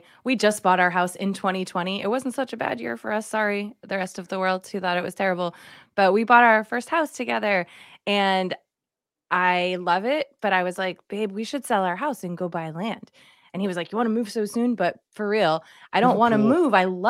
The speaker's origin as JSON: {"language": "English", "region": "Massachusetts", "country": "United States", "said": "I can say my R's. So I'm from Massachusetts. So I had to retrain myself on how R's work."}